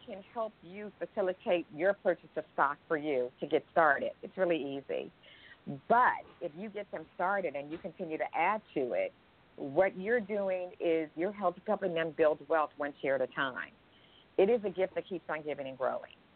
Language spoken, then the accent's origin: English; Berkeley, California, United States; moved away; I grew up in Berkeley, California, with a mom and dad and siblings in a modest household.